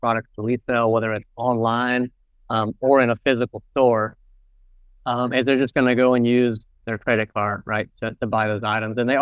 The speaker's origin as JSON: {"language": "English", "town": "Charlotte", "region": "North Carolina", "country": "United States", "said": "I'm originally from Charlotte, North Carolina, here in the U.S."}